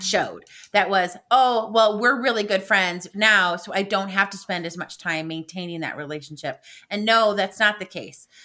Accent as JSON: {"language": "English", "region": "Midwest", "country": "United States", "said": "being a Midwesterner"}